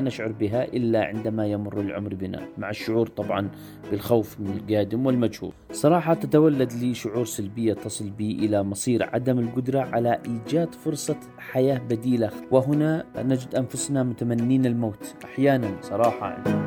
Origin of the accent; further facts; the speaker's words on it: Yemen; now in Jordan; أنا لاجئ من اليمن